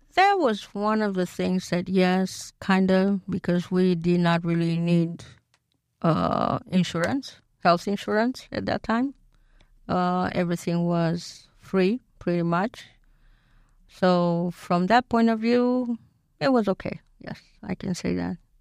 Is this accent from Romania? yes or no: yes; Bucharest, Romania; moved away as an adult; now in United States; I was born in Bucharest